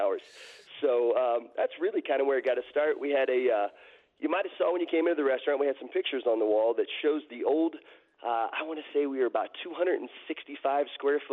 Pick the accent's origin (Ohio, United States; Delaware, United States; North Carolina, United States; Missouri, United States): Missouri, United States; Hannibal; moved away as an adult; also born or lived in Phoenix, Arizona; now in Flagstaff, United States; I grew up north of Hannibal, Missouri, which you might know as Tom Sawyer Huck Finn country.